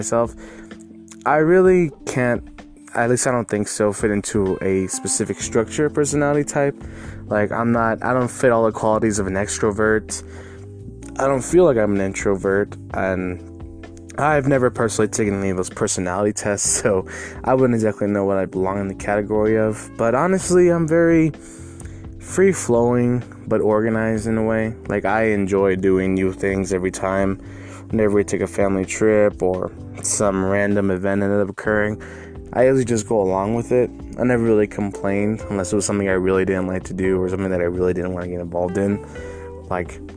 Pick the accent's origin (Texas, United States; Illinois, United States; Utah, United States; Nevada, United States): Texas, United States; El Paso; I was born and raised in El Paso, Texas